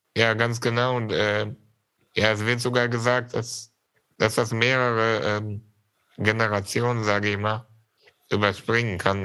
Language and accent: German; Germany; also born or lived in Syria; ich war ein Jahr alt, als wir nach Deutschland gekommen sind